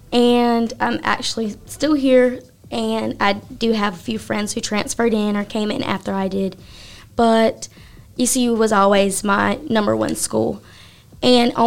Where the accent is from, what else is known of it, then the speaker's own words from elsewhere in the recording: Rowland, North Carolina, United States; moved away as an adult; also born or lived in Greenville, North Carolina; I am from a little community called Elrod. It's in Rowland, North Carolina